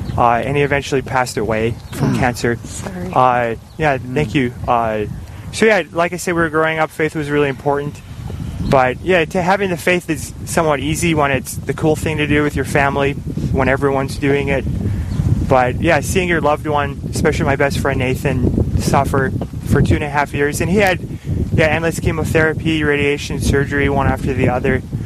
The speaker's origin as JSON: {"language": "English", "town": "Minot", "region": "North Dakota", "country": "United States", "tie": "born or raised there", "said": "mom's a lawyer, so we grew up in Minot"}